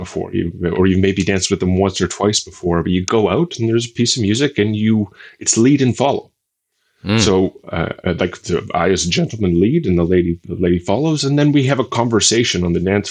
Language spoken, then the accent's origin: English; Canada; moved away as an adult; now in Budapest, Hungary; I'm originally from Canada, but I moved over here to be with the girl who would eventually become my wife a few years ago.